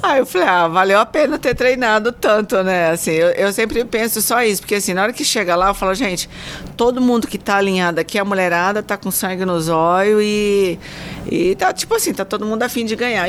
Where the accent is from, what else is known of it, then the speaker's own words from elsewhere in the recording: Mato Grosso, Brazil; now in São José do Rio Preto, Brazil; eu sou mato-grossense